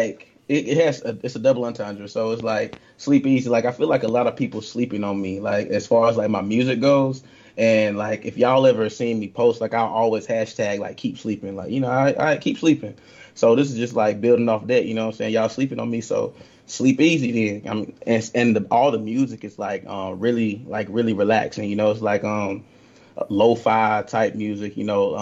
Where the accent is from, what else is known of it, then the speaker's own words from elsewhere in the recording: South Carolina, United States; moved away; I love South Carolina, you know. I love what it did for me. I love how it raised me